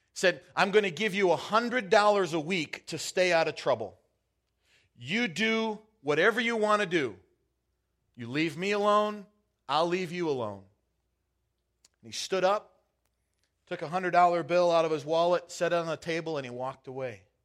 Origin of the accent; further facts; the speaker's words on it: Michigan, United States; also born or lived in Wisconsin; now in Half Moon Bay, United States; growing up in Michigan